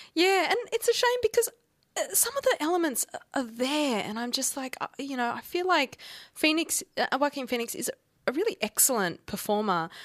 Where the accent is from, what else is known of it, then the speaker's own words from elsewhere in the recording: Australia; accent: Australian; my Australian accent